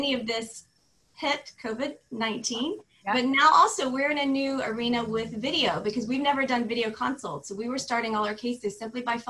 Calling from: Florida, United States; also born or lived in Beverly Hills; I am calling in from Florida

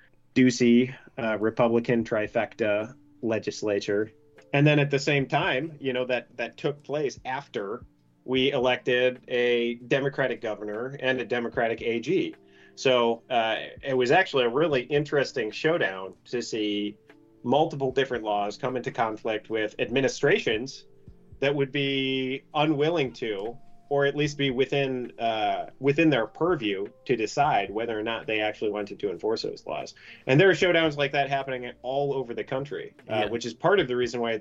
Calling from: Arizona, United States; I'm calling in from Arizona right now.

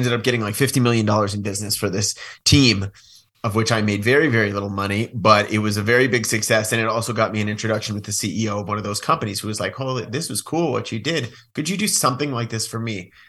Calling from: Bend, Oregon, United States; Bend, Oregon.

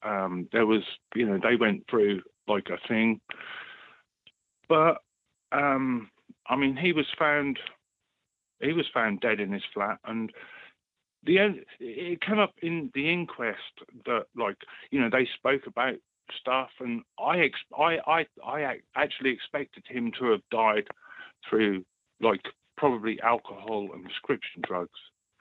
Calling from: East of England, United Kingdom

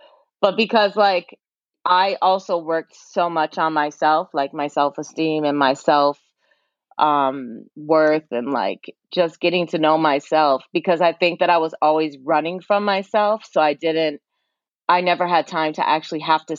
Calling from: New York, United States; Yeah, I'm in New York. New York.

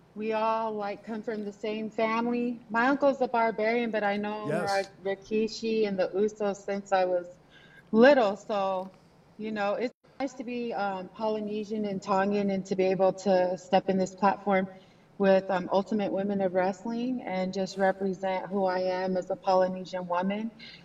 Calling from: Charlotte, North Carolina, United States; Charlotte, North Carolina.

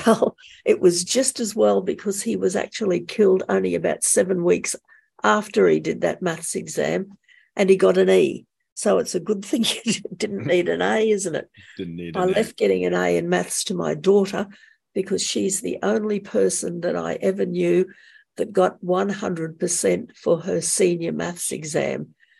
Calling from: Brisbane, Queensland, Australia; I'm calling from Brisbane in the state of Queensland in Australia.

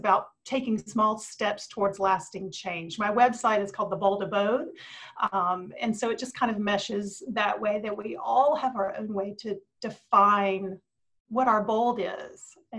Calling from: Virginia, United States; I'm calling in from Southwest Virginia.

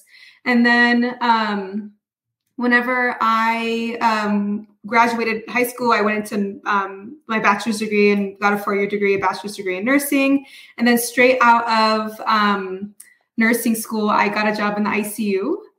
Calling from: Reno, Nevada, United States; Reno, Nevada.

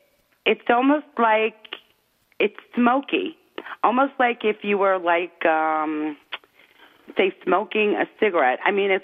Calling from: New Jersey, United States; from Jersey.

